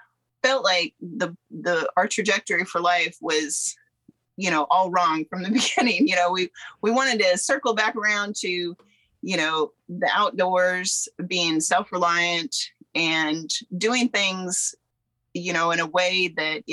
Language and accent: English; Southeast Alaska, United States; moved away; also born or lived in Kentucky; I'm from Southeast Alaska originally and grew up there